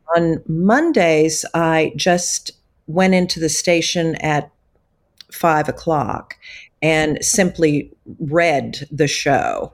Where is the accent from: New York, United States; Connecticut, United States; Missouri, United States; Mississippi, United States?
Missouri, United States; Wayland; I grew up in Northeast Missouri, actually in Wayland, Missouri